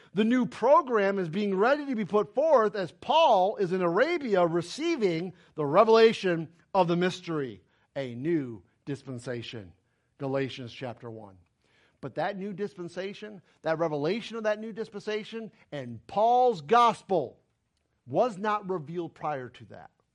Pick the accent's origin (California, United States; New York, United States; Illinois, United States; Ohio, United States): New York, United States; moved away; I'm from New York